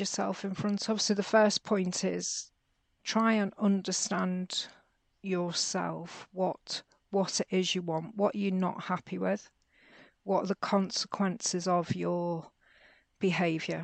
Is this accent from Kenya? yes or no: no; Merseyside, North West England, United Kingdom; I grew up in Merseyside in the UK, which at the time was really quite chaotic